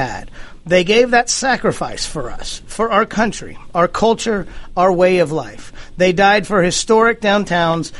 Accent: the South, United States; we grew up in the South

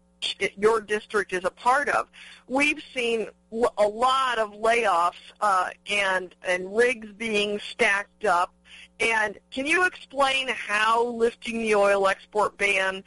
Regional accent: New Mexico, United States; from my home state of New Mexico

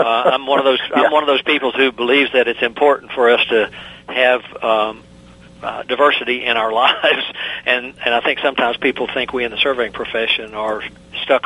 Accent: the South, United States; accent: southern; I have not lost my southern accent

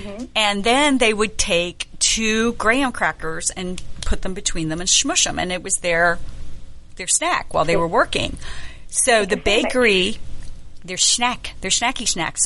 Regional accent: the South, United States; I'm from the South

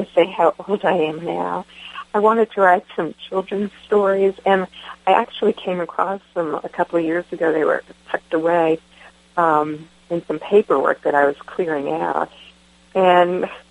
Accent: Winter Haven, Florida, United States; moved away as an adult; also born or lived in Jamaica, New York / Albany, Georgia / Atlanta, Georgia; I grew up in Winter Haven, Florida, and I moved to Albany, Georgia, somewhere mid-college, and then moved to Atlanta.

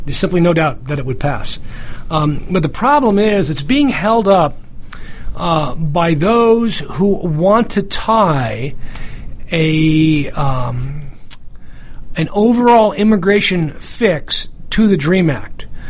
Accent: New York, United States; I'm from New York

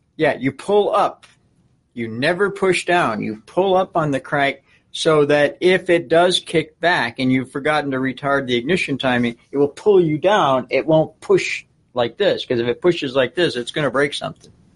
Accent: Buffalo, New York, United States; growing up in the Buffalo area

